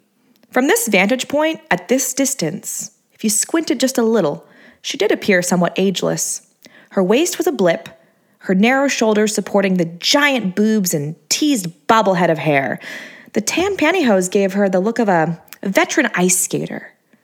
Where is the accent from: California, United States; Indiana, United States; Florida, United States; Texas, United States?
California, United States; Hermosa Beach; also born or lived in San Luis Obispo; I grew up in Hermosa Beach, Redondo Beach. I moved to Torrance, Long Beach. Now I'm in SLO, San Luis Obispo, that is. I sort of grew up there, too.